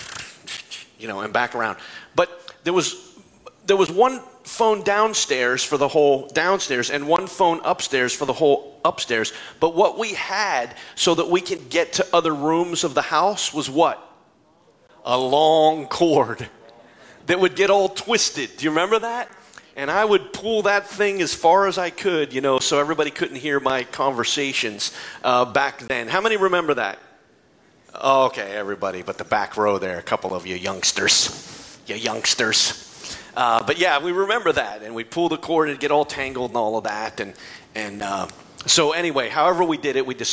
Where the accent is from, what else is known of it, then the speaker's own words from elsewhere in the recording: Hubbard, Ohio, United States; my hometown of Hubbard, Ohio